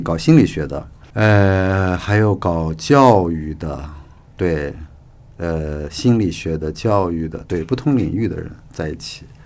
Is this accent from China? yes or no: yes; Lanzhou, Gansu, China; moved away; also born or lived in Jinchuan County, Gansu / Beijing; 我是嗯。那个在兰州长大的